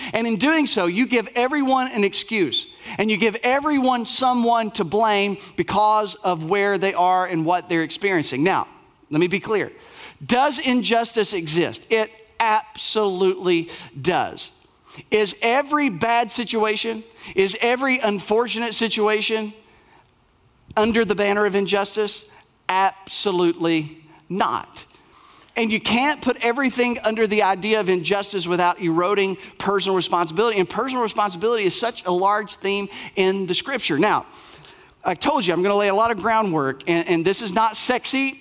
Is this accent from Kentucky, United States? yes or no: yes; Bell County, Appalachia, Kentucky, United States; I grew up in Bell County, uh, Appalachia